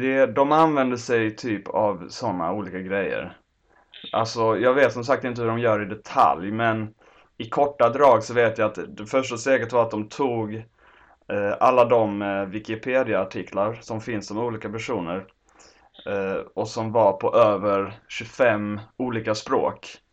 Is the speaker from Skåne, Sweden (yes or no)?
yes; Lund, Skåne, Sweden; now in Stockholm, Sweden; din och min hemstad Lund